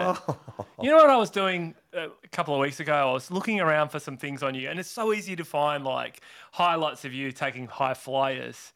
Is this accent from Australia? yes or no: yes; Perth, Western Australia, Australia; I grew up in Perth.